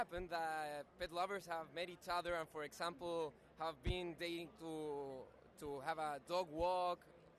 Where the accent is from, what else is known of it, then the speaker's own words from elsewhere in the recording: Santiago, Santiago Metropolitan Region, Chile; We are from Santiago, Chile